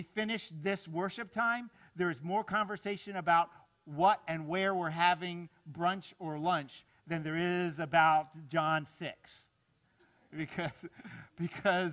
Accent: South Florida, United States; I grew up down here in South Florida

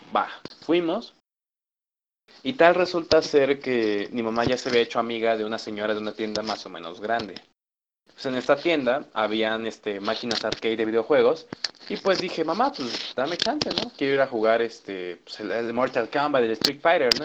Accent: Michoacán, Mexico; yo soy de Michoacán

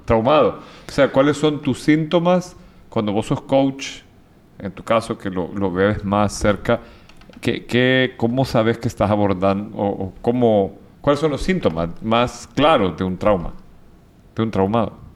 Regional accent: El Salvador; Yo vengo de El Salvador, viví, o sea, yo en el 89 cuando estaban bautizando a mi hermano, atacaron, la guerrilla atacó la casa presidencial, yo estaba a dos, dos, cuadras

